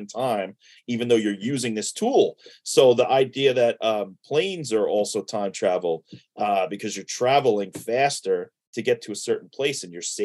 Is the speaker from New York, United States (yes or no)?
yes; New York City, New York, United States; moved away as an adult; also born or lived in Floral Park, New York; So the first, 23 years of my life was in New York. I started out in Sheepshead Bay, Brooklyn. I was there for about 7 years.